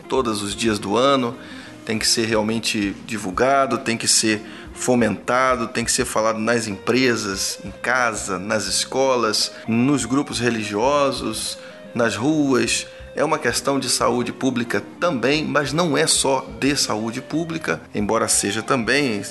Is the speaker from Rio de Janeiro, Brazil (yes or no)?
yes; Rio de Janeiro, Brazil; moved away as an adult; also born or lived in Cachoeira do Sul, Rio Grande do Sul; now in Ipatinga, Brazil; somos do Rio de Janeiro